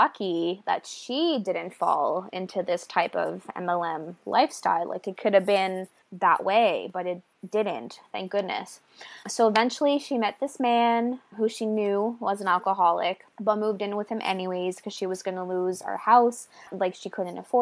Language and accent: English; small French Acadian town in Nova Scotia, Canada; moved away as an adult; now in New Brunswick, Canada; I'm from a small French Acadian town in small Nova Scotia